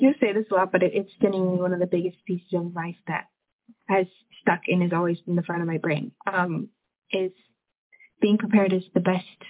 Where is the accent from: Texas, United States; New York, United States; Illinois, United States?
Illinois, United States; small town in; now in Sacramento, United States; The support from my hometown has just been insane.